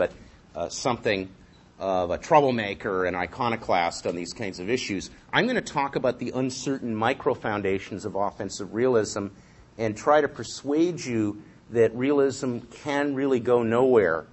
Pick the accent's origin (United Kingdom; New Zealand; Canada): Canada; London, Ontario; growing up in London, Ontario, across the lake